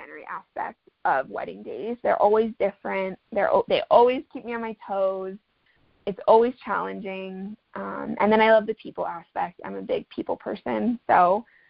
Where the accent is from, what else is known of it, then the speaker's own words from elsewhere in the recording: Ohio, United States; also born or lived in Dallas, Texas / Italy; now in Flagstaff, United States; I'm originally from Ohio and then lived in Dallas and lived in Italy and moved out to Flagstaff